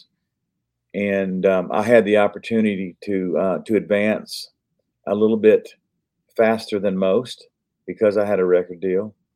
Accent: Ocala, Florida, United States; my hometown of Ocala, Florida

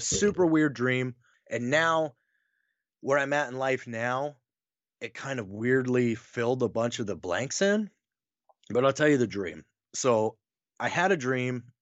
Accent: Wyoming, United States; also born or lived in North Carolina; now in Nebraska, United States; I'm a Wyoming guy. Like, I grew up there. I was born in North Carolina

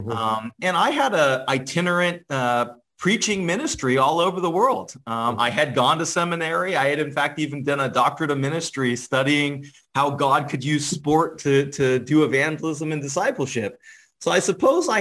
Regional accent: San Francisco, California, United States; now in Cleveland, United States; I'm from San Francisco, California.

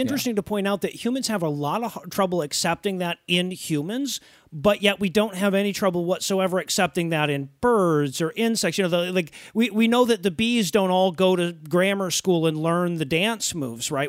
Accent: Detroit, Michigan, United States; I grew up in Detroit and I went back and forth to, uh, Windsor quite a bit

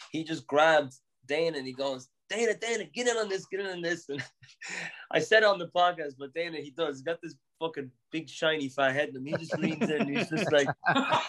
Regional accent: Newbridge, County Kildare, Ireland; moved away as an adult; now in Boston, United States; One of my closest friends from growing up in Newbridge

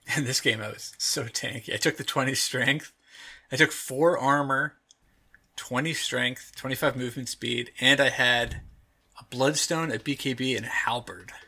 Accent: United States; I am from the United States of America.

